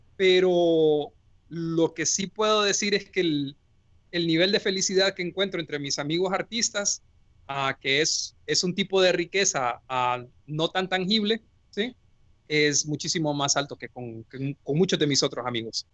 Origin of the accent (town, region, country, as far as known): Honduras; moved away as an adult; also born or lived in Tübingen, Germany / Bonn, Germany